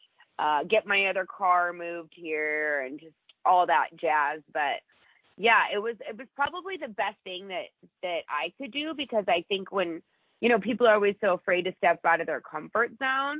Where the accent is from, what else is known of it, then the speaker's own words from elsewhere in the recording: Coronado, California, United States; moved away as an adult; also born or lived in San Diego / Indiana; now in Las Vegas, United States; I was born in San Diego, and I grew up in Coronado